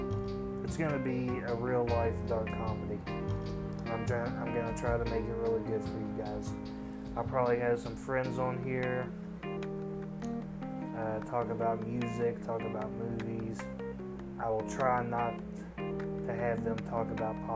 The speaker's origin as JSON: {"language": "English", "town": "Owensboro", "region": "Kentucky", "country": "United States", "said": "I'm from Owensboro, Kentucky."}